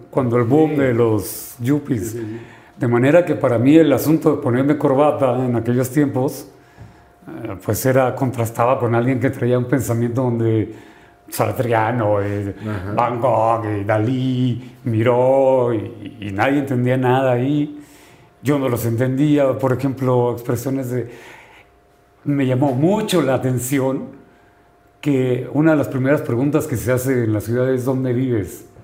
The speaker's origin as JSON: {"language": "Spanish", "region": "Sinaloa", "country": "Mexico", "said": "vengo de Sinaloa"}